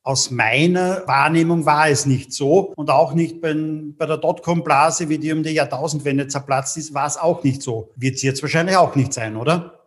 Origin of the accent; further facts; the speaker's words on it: Austria; bei uns in Österreich